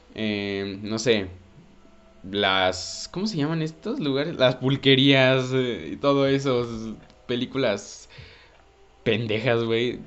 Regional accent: Mexico; todos los que somos cineastas mexicanos

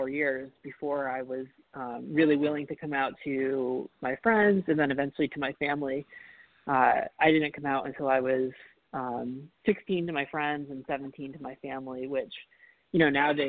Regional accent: Rhode Island, United States; when I grew up in Rhode Island

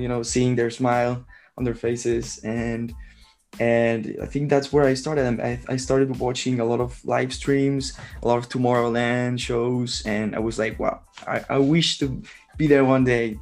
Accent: Barcelona, Catalonia, Spain; I'm from Barcelona, Spain

